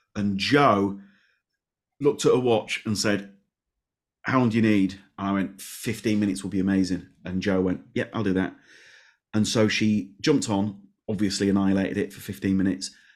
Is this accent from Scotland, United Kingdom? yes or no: no; Leeds, Yorkshire and the Humber, United Kingdom; I'm from Leeds.